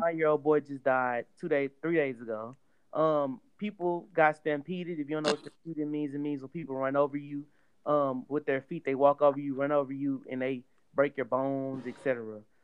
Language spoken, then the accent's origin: English; Houston, Texas, United States; since we are all Houston natives